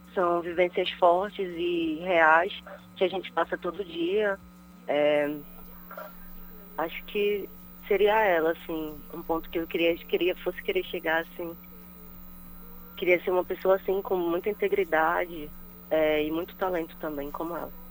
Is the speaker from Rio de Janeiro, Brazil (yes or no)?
no; Belém, Pará, Brazil; Eu sou da Sacramento, Sacramento, mas eu cresci na Terra Firme, no bairro da Terra Firme